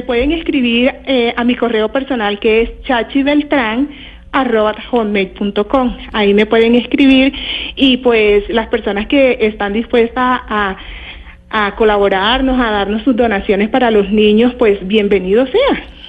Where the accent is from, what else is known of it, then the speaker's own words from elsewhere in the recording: Riohacha, La Guajira, Colombia; moved away as an adult; now in Bogotá, Colombia; yo soy de La Guajira